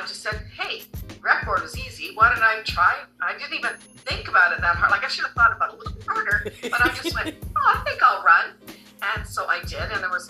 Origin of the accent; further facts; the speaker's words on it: Canada; I was born in Canada, but my parents were from the Netherlands